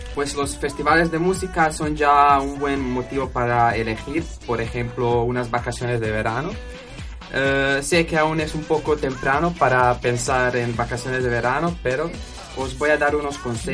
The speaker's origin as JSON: {"language": "Spanish", "country": "Croatia", "second_language": "Spanish", "moved": "as an adult", "lives_now": "Huelva, Spain", "said": "en mi país, en Croacia"}